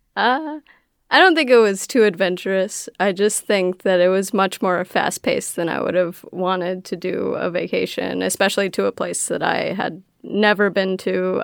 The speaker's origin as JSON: {"language": "English", "town": "Rochester", "region": "New York", "country": "United States", "moved": "as an adult", "lives_now": "Ithaca, United States", "said": "we live in Ithaca, but originally I'm from Rochester, and I moved down here to live with Jeff"}